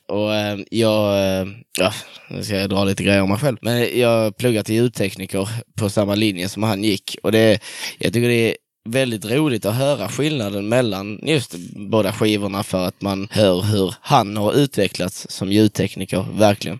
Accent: Dönaberga, Skåne, Sweden; now in Kristianstad, Sweden; jag är ifrån eh, en sjukt liten ort. Det är sju hus runt en landsväg som heter Dönaberga. Eh, i, eh, mitt i Göinges skogar.

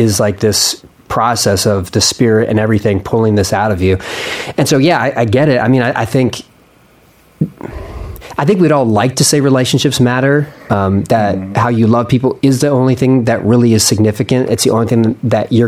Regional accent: Philadelphia, Pennsylvania, United States; I'm from Philadelphia

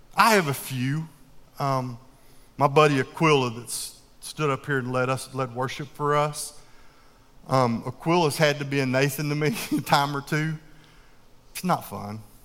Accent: the South, United States; we down south call Yui.

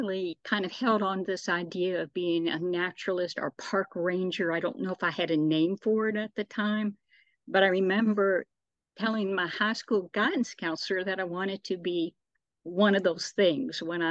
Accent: Shelbyville, Kentucky, United States; I grew up in the small town of Shelbyville, Kentucky

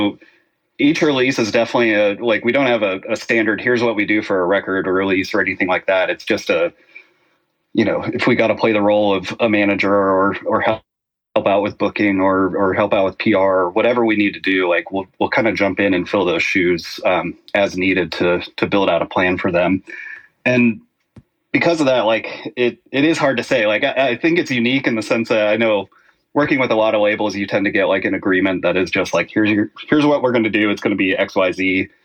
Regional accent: the South, United States; Growing up in the South, grew up in a very religious household

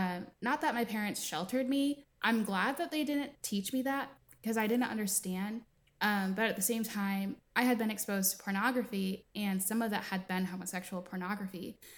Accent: East Coast, United States; Growing up, again, I was raised on the East Coast. So I live in the South now. And being raised on one coast versus another are very, very obvious differences.

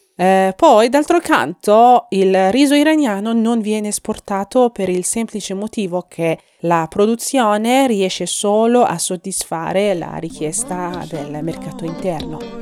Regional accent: Iran

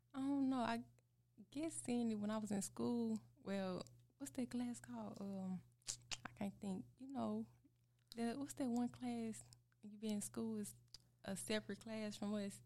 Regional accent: Osceola, Arkansas, United States; accent: country; I'm from Arkansas, a small town named Osceola. I've been there all my life. I still reside there.

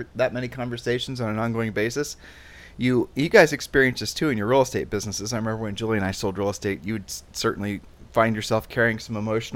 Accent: Columbus, Ohio, United States; moved away as an adult; You and I grew up in Columbus, Ohio

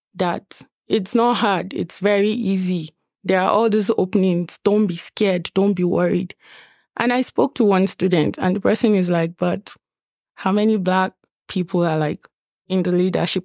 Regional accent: Nigeria; now in Lethbridge, Canada; I'm from Nigeria

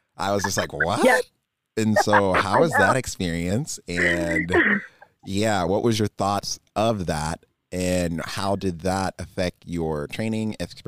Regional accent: Virginia, United States; now in Texas, United States; I'm originally from Northern Virginia area.

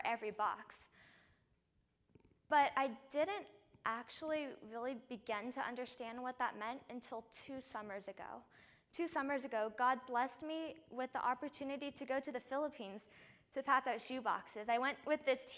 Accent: California, United States; I'm not from Florida. I'm actually from here, from California

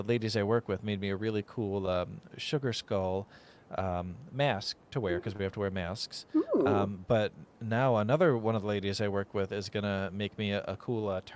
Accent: Michigan, United States; a fellow Michigander

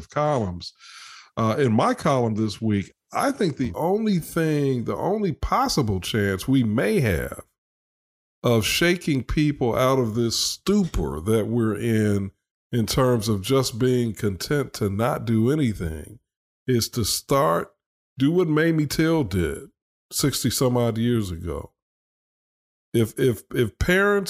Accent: United States; as an American

